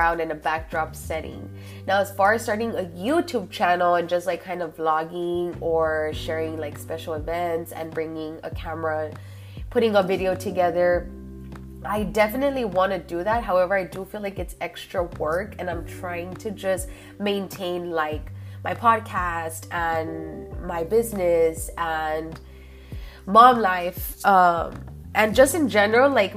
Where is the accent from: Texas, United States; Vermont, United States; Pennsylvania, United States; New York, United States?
Texas, United States; Laredo; moved away as an adult; I love my hometown